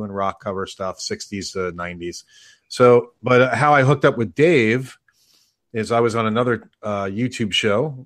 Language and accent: English; New York, United States; moved away; I'm originally from New York